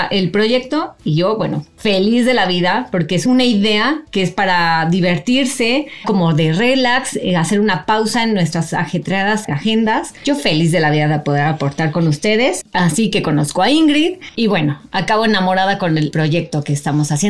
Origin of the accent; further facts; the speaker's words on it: Mexico; nos conocimos en un proyecto argentino, siendo las únicas mexicanas